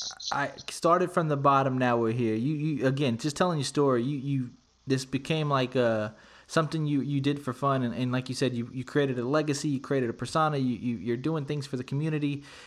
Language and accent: English; San Antonio, Texas, United States; we're both from San Antonio.